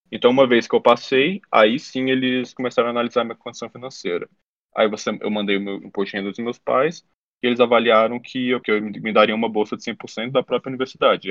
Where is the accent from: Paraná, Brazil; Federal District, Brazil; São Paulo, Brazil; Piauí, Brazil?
Federal District, Brazil; Brasília; also born or lived in Harvard, United States; eu sou de Brasília, eu vim da escola pública